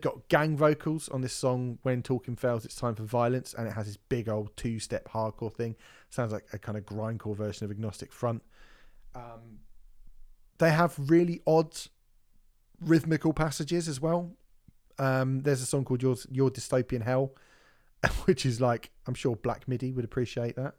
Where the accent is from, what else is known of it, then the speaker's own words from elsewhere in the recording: United Kingdom; being British